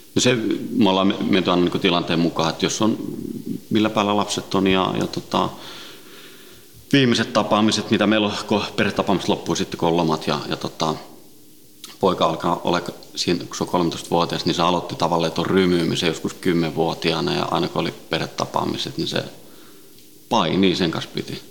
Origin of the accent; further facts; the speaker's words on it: Helsinki, Uusimaa, Finland; also born or lived in Sweden; Ruotsista lähtöisin ja, ja tota, Ruotsin lähiössä kasvanut ja syntynyt ja, ja tota, viisivuotiaana noin tultiin Suomeen, Itä-Helsinkiin